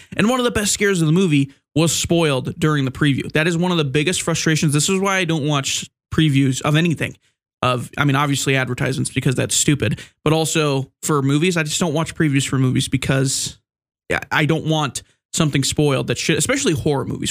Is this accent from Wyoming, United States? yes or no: yes; Wyoming, United States; I'm from Wyoming